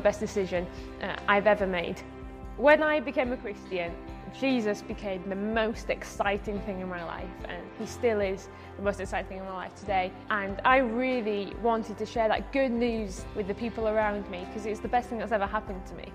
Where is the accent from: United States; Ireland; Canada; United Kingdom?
United Kingdom; Bradford, Yorkshire and the Humber; I'm from Bradford. When I was 11 and going to high school, I just went to the to the local normal high school